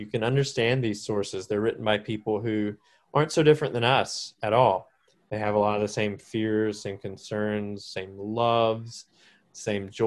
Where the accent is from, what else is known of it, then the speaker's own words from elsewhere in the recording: Salisbury, North Carolina, United States; moved away as an adult; also born or lived in Charleston, South Carolina / Texas; I'm from Salisbury, North Carolina, was where I was reared.